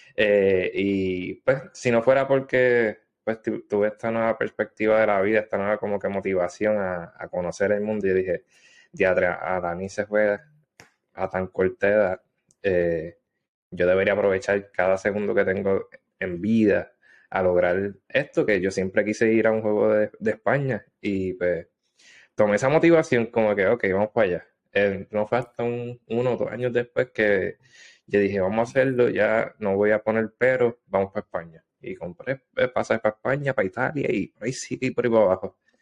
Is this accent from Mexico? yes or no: no; Adjuntas, Puerto Rico; moved away as an adult; also born or lived in Gurabo, Puerto Rico / South Korea; now in Japan; yo soy natural de Adjuntas, este, en mm. Puerto Rico. Eh, viví un tiempito en Gurabo... pero mayormente me estuve en Ajunta